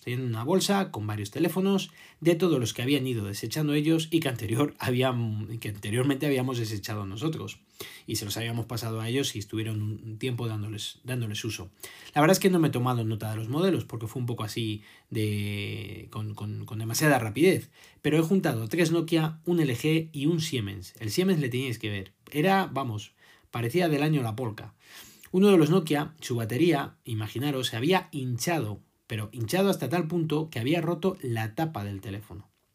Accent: Spain

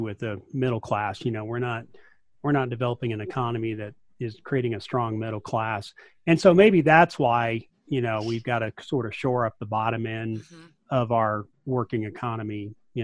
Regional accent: rural West Texas, United States; I'm from rural West Texas

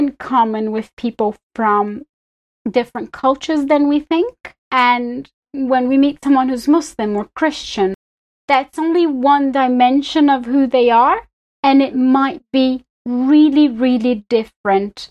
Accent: Belo Horizonte, Minas Gerais, Brazil; English is a second language; moved away as an adult; now in United Kingdom; I'm originally from Brazil. It's where I grew, where I was born and I grew up

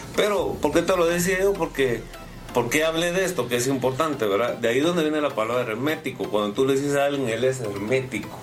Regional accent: Guatemala; yo soy Chapín

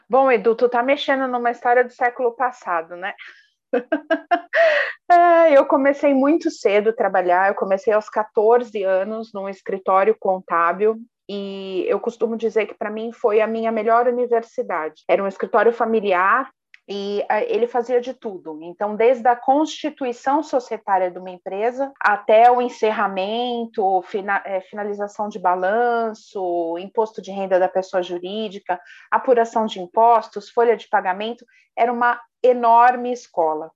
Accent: Brazil; nós brasileiros

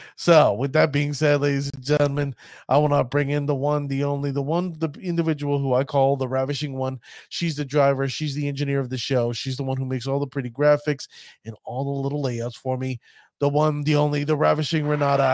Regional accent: New York, United States; accent: New York; my New York accent

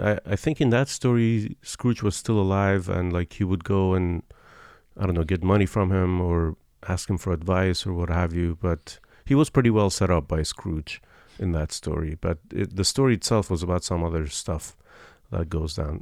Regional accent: Iran; moved away; I'm from Iran

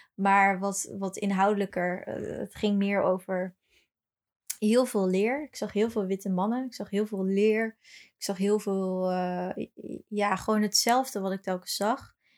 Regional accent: Brazil; now in Netherlands; toevallig kom ik niet uit Amsterdam, ik kom uit Brazilië.

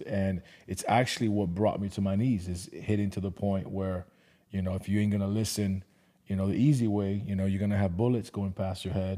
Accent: Miami, Florida, United States; now in Atlanta, United States; I was born and raised in Miami

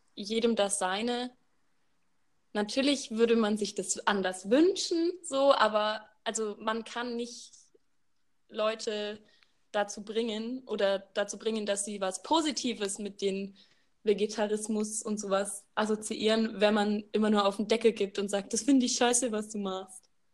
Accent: Baden-Württemberg, Germany; moved away as an adult; now in Bavaria, Germany; ich studiere in Bayern und ich komme aus Baden-Württemberg

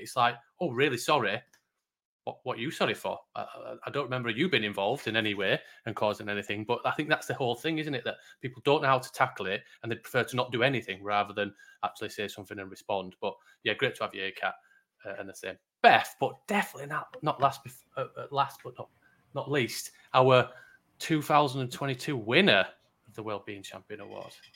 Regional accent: Yorkshire and the Humber, United Kingdom; I'm a Yorkshireman.

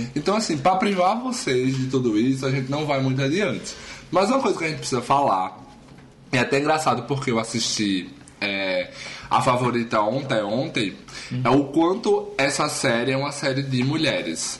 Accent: Taquara, Brazil; moved away; also born or lived in Traipu; eu morei lá durante 18 anos da minha vida

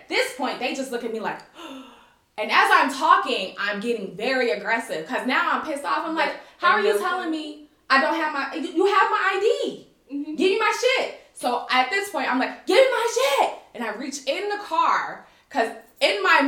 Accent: United States; moved away as an adult; now in Kuwait; I'm American

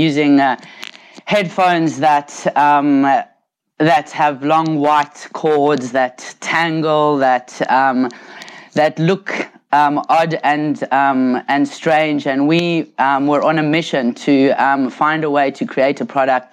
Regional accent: South Africa; now in Australia; I was born and grew up in South Africa quite some decades ago

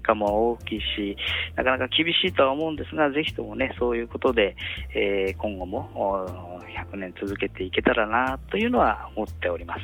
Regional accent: Tsuchiura, Ibaraki, Japan; 私も茨城県の土浦市というところの出身でございます。

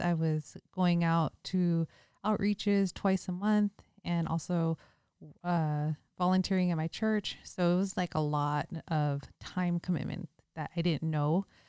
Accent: Bay Area, California, United States; moved away; also born or lived in Hawaii / Las Vegas; We're both from the Bay Area, so we had that hyphy mentality.

